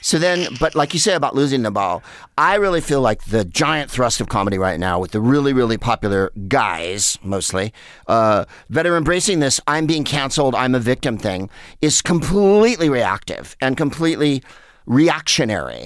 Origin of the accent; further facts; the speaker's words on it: San Carlos, California, United States; where I grew up in San Carlos.